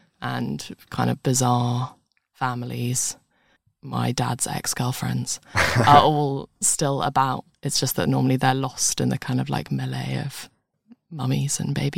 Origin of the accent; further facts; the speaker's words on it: London, United Kingdom; See, I was born in London